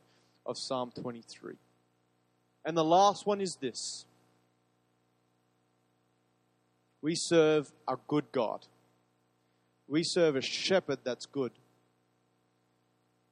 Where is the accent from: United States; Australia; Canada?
Australia; Queensland; I love being a Queenslander